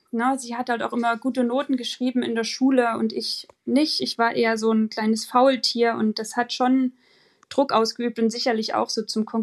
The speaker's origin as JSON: {"language": "German", "country": "Germany", "tie": "born there", "said": "wir sind zwar beide in der DDR geboren, aber ich bin 87 geboren und habe davon nicht mehr so viel mitbekommen"}